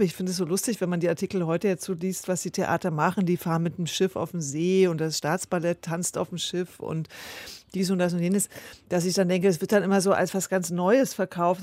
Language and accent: German; Senftenberg region, Brandenburg, Germany; Das ist ja meine Heimatregion